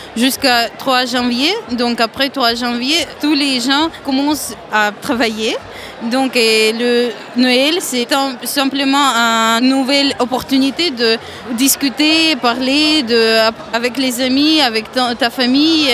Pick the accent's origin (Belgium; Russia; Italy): Russia; Saint Petersburg; French is a second language; moved away as an adult; now in Poitiers, France; je viens de Russie, de Saint-Pétersbourg